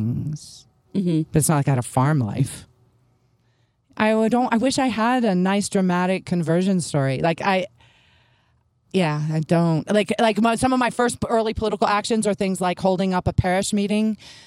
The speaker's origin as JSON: {"language": "English", "town": "Memphis", "region": "Tennessee", "country": "United States", "tie": "born or raised there", "said": "I grew up in Memphis"}